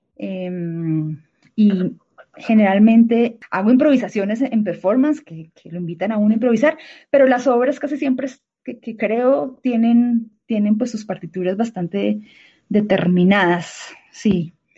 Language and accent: Spanish; Bucaramanga, Santander, Colombia; now in Bogotá, Colombia; yo, yo soy de Bucaramanga, ¿no? Y en Bogotá vivo desde el dos mil once.